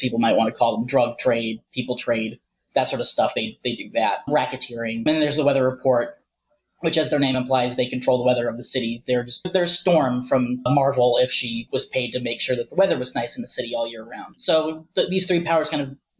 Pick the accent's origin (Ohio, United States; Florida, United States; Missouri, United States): Ohio, United States; moved away; also born or lived in Arizona; I moved from Ohio, which is where I'm originally from, to Arizona in about 2008